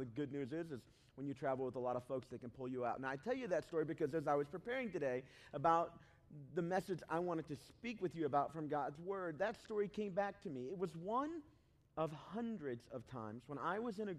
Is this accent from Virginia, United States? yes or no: no; Southeast Tennessee, United States; also born or lived in Chicago, Illinois; now in Cincinnati, United States; I was born in Chicago, but I didn't grow up there. I grew up in Southeast Tennessee